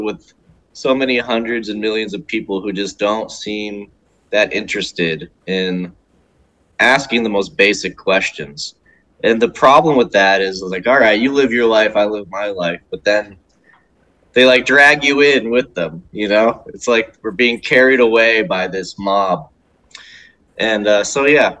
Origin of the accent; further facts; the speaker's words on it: United States; as an American